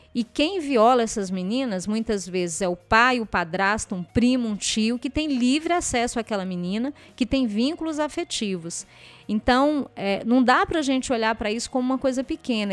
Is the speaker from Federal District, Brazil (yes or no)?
yes; Ceilândia, Federal District, Brazil; eu desenvolvi o projeto na, numa escola que fica na mesma comunidade onde eu cresci